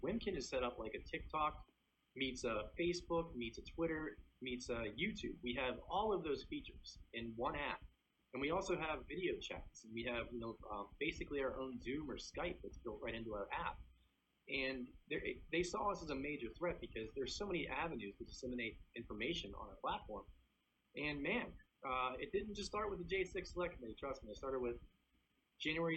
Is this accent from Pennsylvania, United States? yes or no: yes; Pittsburgh, Pennsylvania, United States; I grew up in Pittsburgh and, you know, I have a Russian Polish family